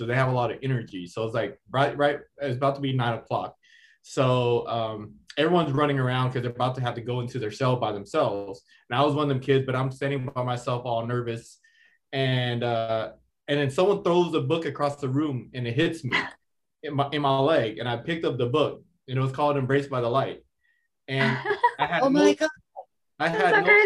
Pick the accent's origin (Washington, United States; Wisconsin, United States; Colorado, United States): Washington, United States; Seattle; I grew up in the Seattle Housing Projects